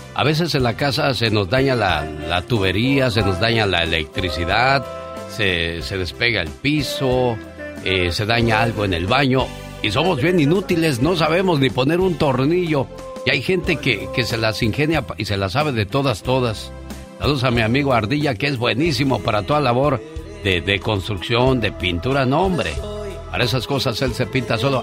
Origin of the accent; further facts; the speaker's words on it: Mexicali, Baja California, Mexico; moved away; Un día salí de Mexicali, pero Mexicali nunca salió de mí.